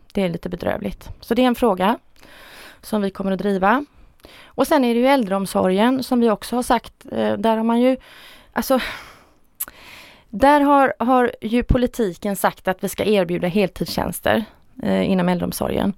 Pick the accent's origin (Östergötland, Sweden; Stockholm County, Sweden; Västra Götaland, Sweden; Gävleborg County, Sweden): Västra Götaland, Sweden; Stenungsund; jag är född och uppvuxen i Stenungsund. Jag har aldrig flyttat från Stenungsund